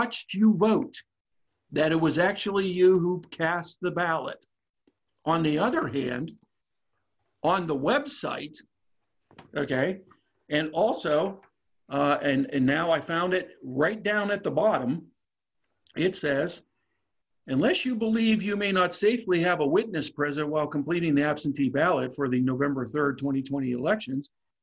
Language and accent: English; Pennsylvania, United States; now in Virginia, United States; My home state of Pennsylvania